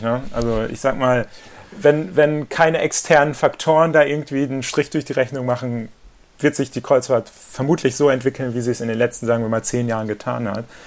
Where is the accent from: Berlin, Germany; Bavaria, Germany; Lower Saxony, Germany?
Lower Saxony, Germany; Papenburg; moved away; Wir teilen uns ja die Geburtsstadt und äh, in Papenburg eben